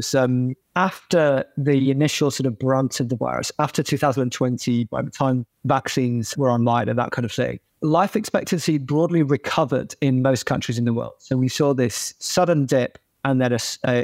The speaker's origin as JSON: {"language": "English", "country": "United Kingdom", "said": "as a Brit"}